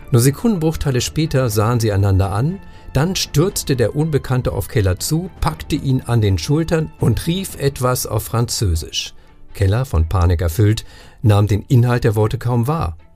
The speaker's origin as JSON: {"language": "German", "region": "Northern Germany", "country": "Germany", "said": "Ich ja. bin ja ursprünglich Norddeutscher, insofern, ich habe da viel mit, mit Torf zu tun gehabt, inklusive Torfleichen"}